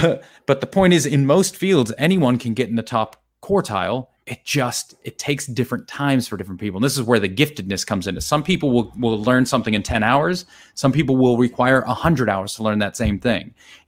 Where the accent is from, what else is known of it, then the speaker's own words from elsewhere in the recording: United States; moved away as an adult; now in Australia; I'm because I'm American